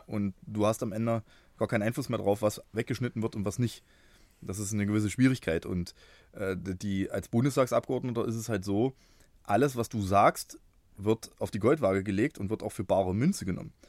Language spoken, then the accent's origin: German; Bernburg, Saxony-Anhalt, Germany; moved away as an adult; also born or lived in Halle (Saale); now in Halle, Germany; Bin, ähm, geboren in Bernburg. Das ist gar nicht so weit weg von hier. Bin aber jetzt seit, äh, fast mehr als zwanzig Jahren hier in Halle unterwegs